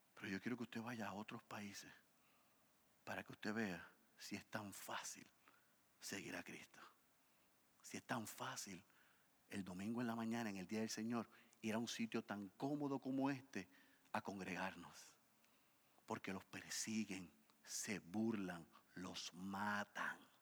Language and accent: Spanish; Puerto Rico